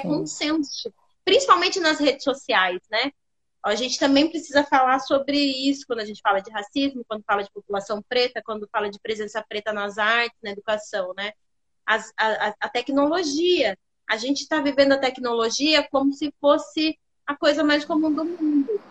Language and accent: Portuguese; Sorocaba, São Paulo, Brazil; Eu sou de Sorocaba, interior de São Paulo